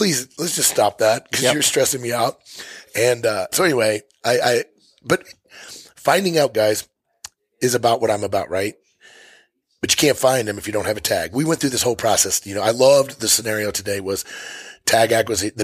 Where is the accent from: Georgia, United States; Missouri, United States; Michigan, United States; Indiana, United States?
Missouri, United States; moved away as an adult; now in Montana, United States; I'm from Missouri. I hunted elk out west for 25 years before I moved to Montana